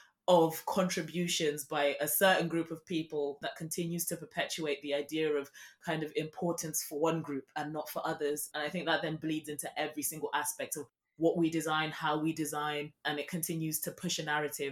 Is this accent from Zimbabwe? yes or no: yes; Zimbabwe; Every weekend when I was a child, I was born in Zimbabwe, we would go and visit his village, and he built all the structures.